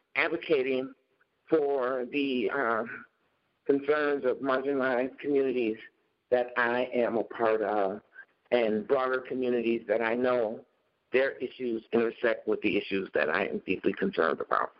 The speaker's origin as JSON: {"language": "English", "town": "Chicago", "region": "Illinois", "country": "United States", "tie": "born or raised there", "moved": "yes", "lives_now": "Minnesota, United States", "said": "growing up in Chicago in this really all black uh, environment"}